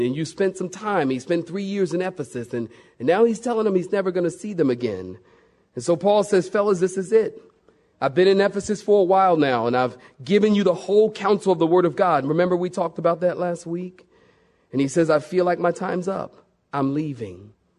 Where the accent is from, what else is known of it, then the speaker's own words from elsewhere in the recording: Philadelphia, Pennsylvania, United States; I'm from Philadelphia, big city, and we have the subway